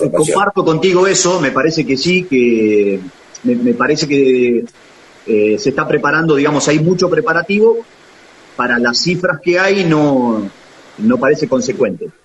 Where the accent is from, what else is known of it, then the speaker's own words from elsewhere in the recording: La Manuela, Buenos Aires Province, Argentina; now in Daireaux, Argentina; Yo soy oriundo de Laguna Alcina, Bonifacio, en realidad de un pueblito más chiquito todavía, soy oriundo de, La Manuela.